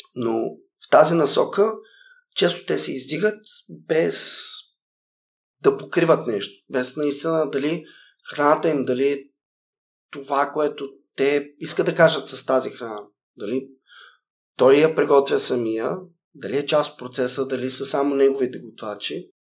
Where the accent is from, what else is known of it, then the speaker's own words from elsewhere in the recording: Sliven, Sliven Province, Bulgaria; moved away as an adult; also born or lived in Japan / Philippines / Mexico / Netherlands; родния ми град в Сливен